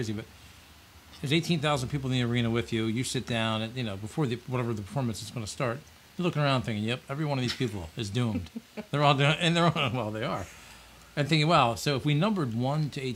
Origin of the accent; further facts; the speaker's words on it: Ocean City, New Jersey, United States; my hometown, Ocean City